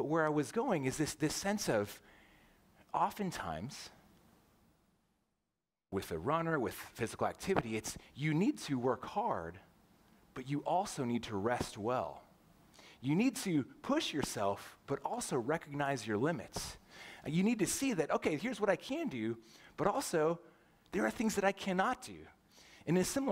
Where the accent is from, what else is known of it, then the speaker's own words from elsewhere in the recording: Southern California, United States; moved away as an adult; also born or lived in St. Louis, Missouri; now in Roseville, United States; I grew up in Southern California